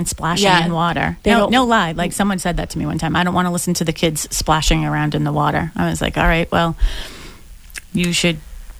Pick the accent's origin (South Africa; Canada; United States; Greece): United States; Boston, Massachusetts; I grew up on Dorchester Ave, like right near Columbia Road, like Columbia and Dorchester Ave. Like it was a busy street, right?